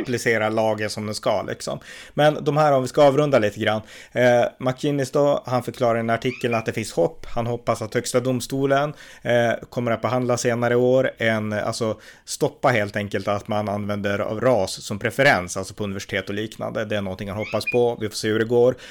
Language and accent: Swedish; Sweden